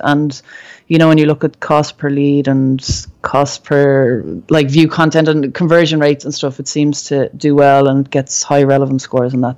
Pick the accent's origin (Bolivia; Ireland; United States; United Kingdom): Ireland; as a Irish person